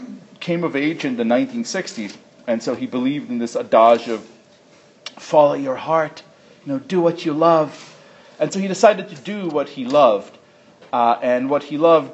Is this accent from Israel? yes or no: yes; Israel; now in New York City, United States; I was born in Israel